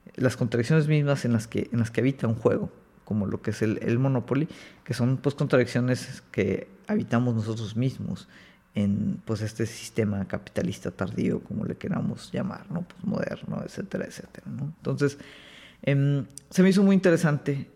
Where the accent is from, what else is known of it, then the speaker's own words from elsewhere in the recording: Mexico; acá en México